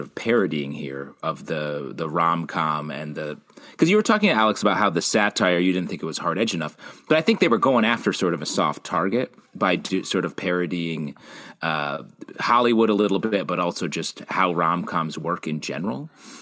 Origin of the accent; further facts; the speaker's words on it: Canada; I'm Canadian